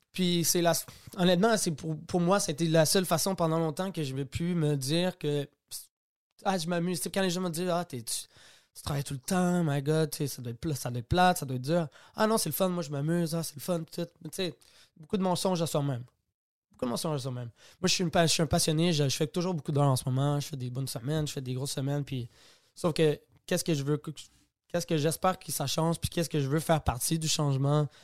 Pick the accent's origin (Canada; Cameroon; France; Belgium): Canada; Quebec; je suis québécois